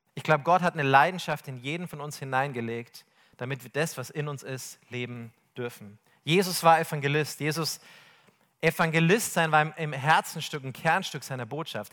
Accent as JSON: {"language": "German", "region": "Bavaria", "country": "Germany", "said": "ich komme aus Bayern"}